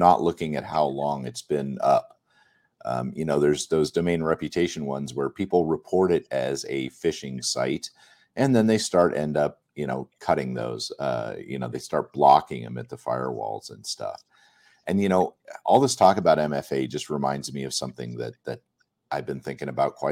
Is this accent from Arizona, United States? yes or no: yes; Arizona, United States; I'm from Arizona originally.